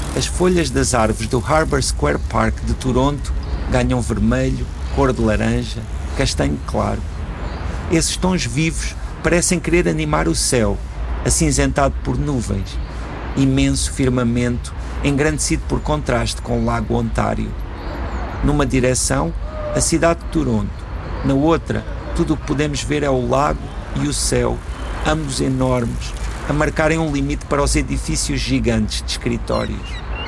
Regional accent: Portugal; sendo portugueses

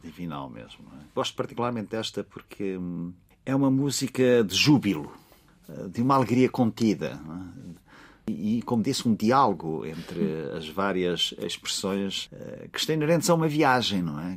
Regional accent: Alentejo, Portugal; no Alentejo, na, na, minha terra

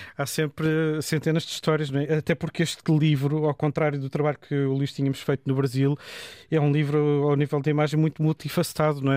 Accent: Portugal

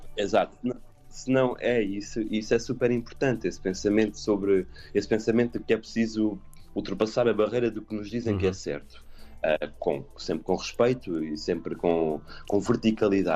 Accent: Montemor-o-Novo, Alentejo, Portugal; eu sou de Montemoro Novo

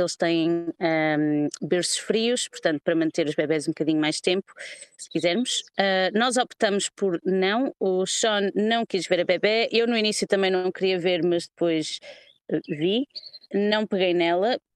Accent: Porto, Norte, Portugal; moved away as an adult; now in London, United Kingdom; estou em Londres há 10 anos, sou originalmente do Porto.

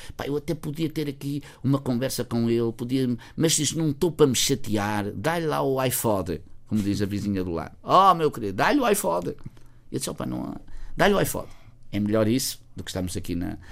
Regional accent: Felgueiras, Norte, Portugal; o verdadeiro pão de ló de margarida que é da minha terra

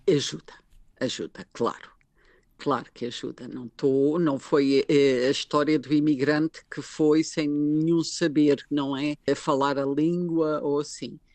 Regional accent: Lisbon, Portugal; moved away as an adult; now in Baden, Switzerland; eu sou de Lisboa

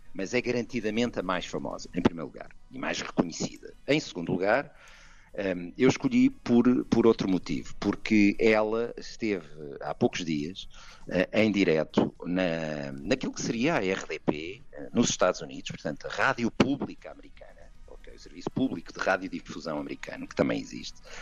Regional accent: Coimbra, Centro, Portugal; o fado de Coimbra, eh, de onde eu sou

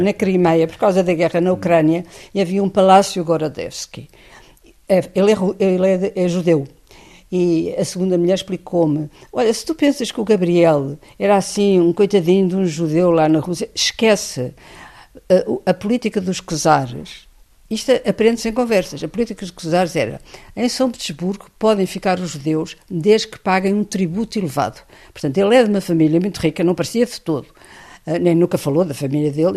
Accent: Portugal; venho de Portugal

